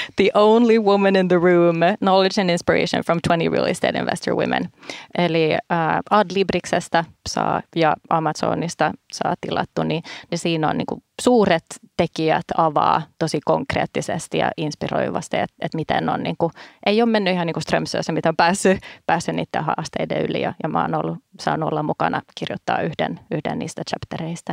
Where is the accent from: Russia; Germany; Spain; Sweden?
Sweden; Stockholm, Stockholm County; now in Finland; mä kun olen Tukholmassa kasvanut